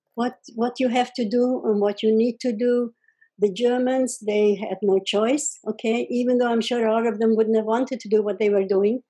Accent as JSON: {"language": "English", "area": "Czechoslovakia, village near Uzhhorod", "region": "Zakarpattia Oblast", "country": "Ukraine", "tie": "born or raised there", "moved": "yes", "said": "I was born in Czechoslovakia, which is Russia, by the way, right now, or the Ukraine, actually"}